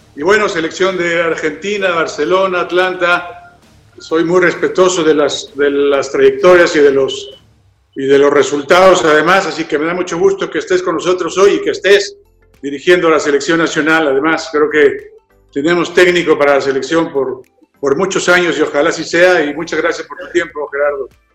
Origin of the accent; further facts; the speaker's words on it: Mexico; somos mexicanos